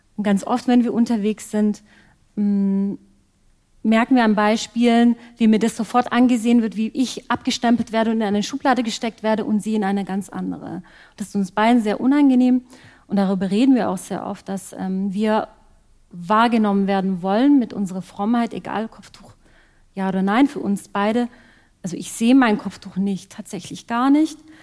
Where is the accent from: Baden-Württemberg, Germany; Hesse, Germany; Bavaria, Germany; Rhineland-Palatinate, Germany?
Baden-Württemberg, Germany; Ostfildern; Ich bin geboren und aufgewachsen hier in der Nähe von Stuttgart in Ostfildern